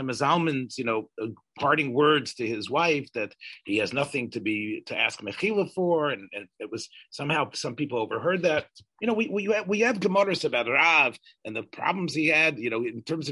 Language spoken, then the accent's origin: English; the South, United States; I'm from the South